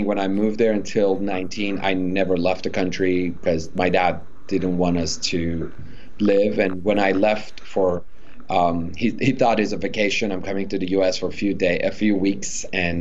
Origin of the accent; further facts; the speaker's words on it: Iran; moved away; growing up in Iran, my challenge wasn't just being a minority or being different